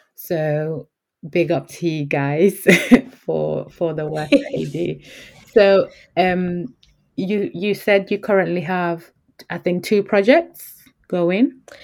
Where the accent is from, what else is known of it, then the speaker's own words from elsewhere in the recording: Yorkshire and the Humber, United Kingdom; I grew up in Yorkshire